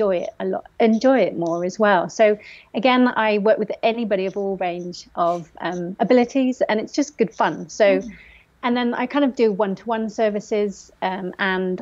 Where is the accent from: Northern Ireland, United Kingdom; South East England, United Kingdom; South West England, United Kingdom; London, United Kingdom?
South West England, United Kingdom; Forest of Dean; I grew up in the Forest of Dean